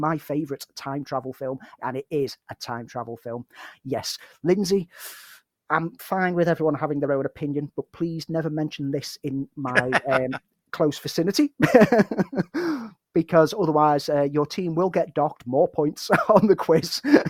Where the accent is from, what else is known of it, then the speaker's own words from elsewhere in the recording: Liverpool, North West England, United Kingdom; me as a Scouser